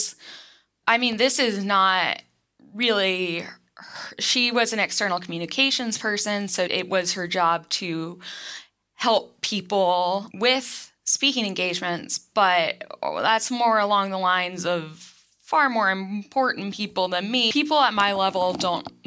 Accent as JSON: {"language": "English", "town": "Winston-Salem", "region": "North Carolina", "country": "United States", "lives_now": "Research Triangle area, North Carolina, United States", "said": "So I'm from North Carolina. I'm from, well, I would say more it's the suburbs of a city called Winston-Salem, but it's so far out in the country that you got fields and tobacco"}